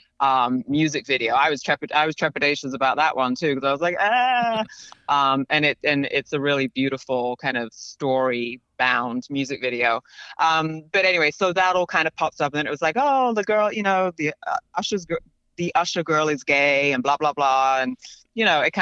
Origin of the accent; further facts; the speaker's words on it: London, United Kingdom; moved away; also born or lived in Paris / New York; I grew up in London.